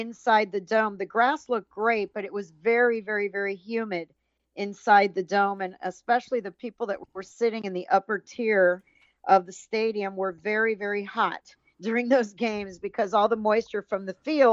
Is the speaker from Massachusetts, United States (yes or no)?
no; Miami, Florida, United States; also born or lived in St. Petersburg, Florida / Detroit, Michigan; I came back to Miami, to my hometown in 1996